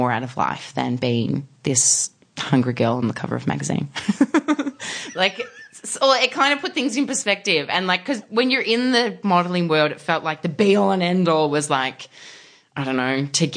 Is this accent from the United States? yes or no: no; Australia; I'm from Australia.